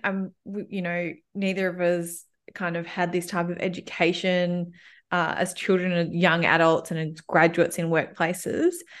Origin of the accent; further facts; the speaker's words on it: Melbourne, Victoria, Australia; In case, in case you haven't picked up, picked up from my accent, I'm, I, I live and have always lived in, um, Melbourne, Australia.